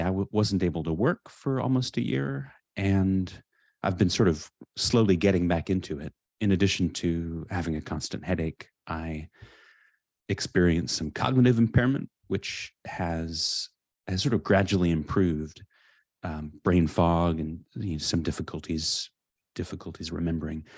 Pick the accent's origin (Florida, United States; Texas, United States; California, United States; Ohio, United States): California, United States; I grew up in California, in a suburb